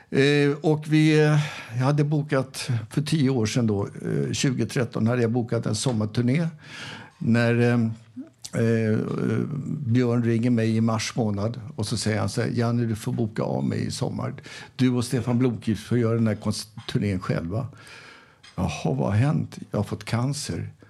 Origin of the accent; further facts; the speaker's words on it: Arvika, Värmland, Sweden; Jag kommer ju själv från Arvika